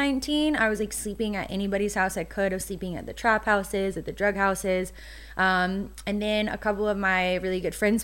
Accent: small town outside of Knoxville, Tennessee, United States; accent: Tennessee accent; moved away as an adult; I'm from like a really small town outside of Knoxville

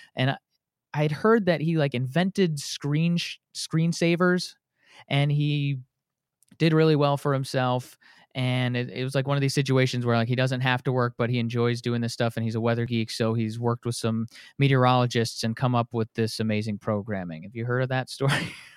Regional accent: Wisconsin, United States; now in Atlanta, United States; Here I am down in Atlanta after growing up in Wisconsin

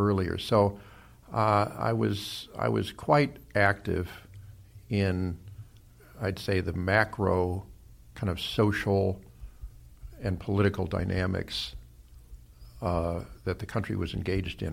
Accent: Los Angeles, California, United States; also born or lived in Cleveland, Ohio; I really think of myself as having grown up here in Los Angeles as a practical matter

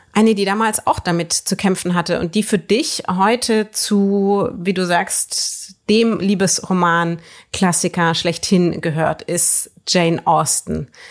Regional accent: Würzburg, Bavaria, Germany; moved away; in meiner Heimatstadt Würzburg

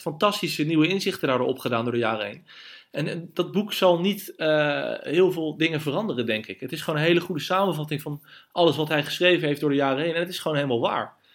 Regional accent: Netherlands; als Nederlanders

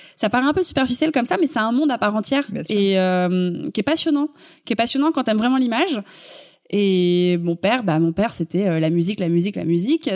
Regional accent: Paris, Île-de-France, France; Je suis née à Paris, j'ai grandi à Paris, je, je n'ai jamais quitté Paris

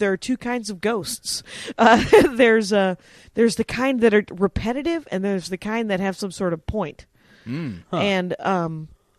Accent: Wisconsin, United States; moved away as an adult; also born or lived in Minneapolis, Minnesota; now in Los Angeles, United States; I'm from Wisconsin, and then my comedy hometown is Minneapolis, Minnesota

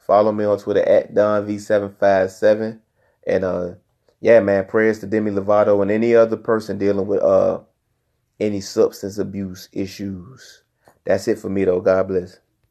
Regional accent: Newport News, Virginia, United States; I come from Nupa News, Virginia

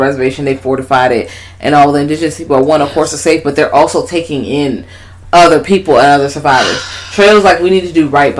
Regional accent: Richmond, Virginia, United States; I'm from Richmond.

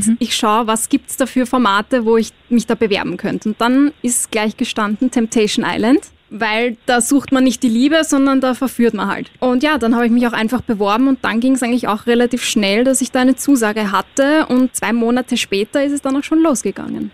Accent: Austria; als Österreicher und Österreicherin

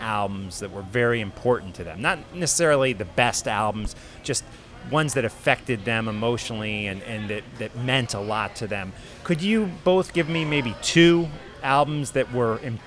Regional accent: United States; I'm from the United States

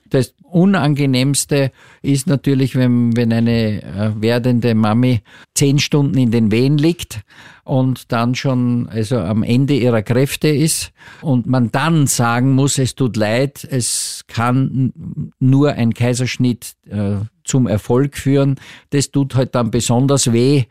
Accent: Austria; hier bei uns in Österreich

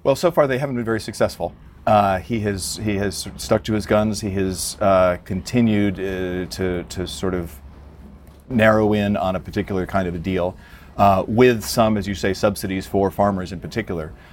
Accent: United States; as an American watching this from afar

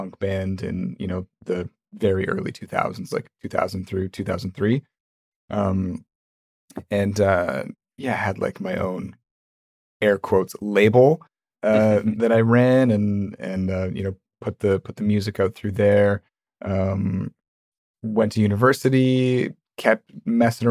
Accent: Vancouver, British Columbia, Canada; I'm from Vancouver, Canada.

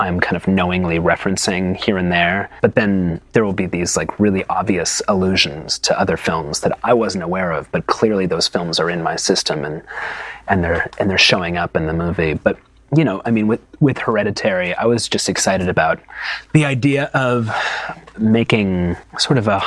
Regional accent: Santa Fe, New Mexico, United States; also born or lived in New York; I was born in New York, but I grew up in New Mexico primarily. That's where I spent my adolescence, in Santa Fe, New Mexico

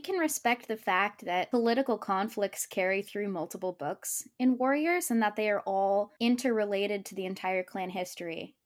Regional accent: United States; as an American child

